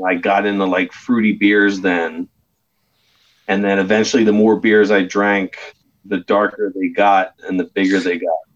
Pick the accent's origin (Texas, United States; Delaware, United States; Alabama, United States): Delaware, United States; I'm born and raised in Delaware